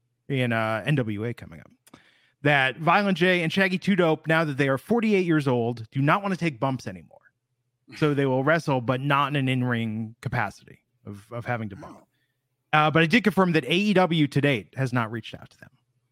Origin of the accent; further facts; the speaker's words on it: Michigan, United States; growing up in Michigan